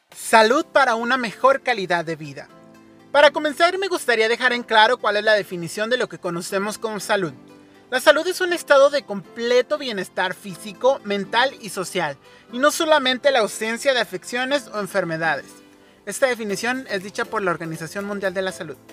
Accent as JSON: {"language": "Spanish", "country": "Mexico", "said": "como mexicanos nos vemos expuestos"}